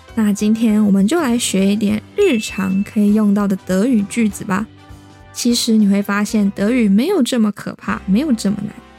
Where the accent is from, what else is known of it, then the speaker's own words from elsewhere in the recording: Taiwan; 我来自台湾